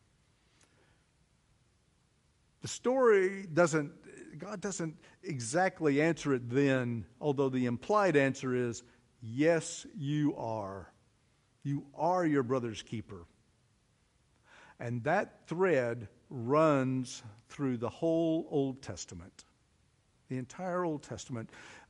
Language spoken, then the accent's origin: English; Oklahoma, United States; I'm from Oklahoma